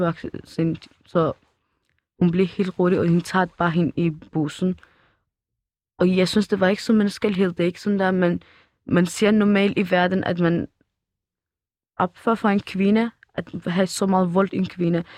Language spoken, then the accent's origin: Danish; Iran; Danish is a second language; now in Denmark; vi er også fra Iran